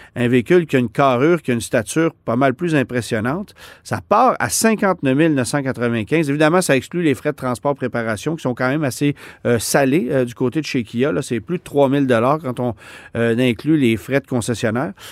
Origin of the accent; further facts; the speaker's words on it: Canada; chez nous au Canada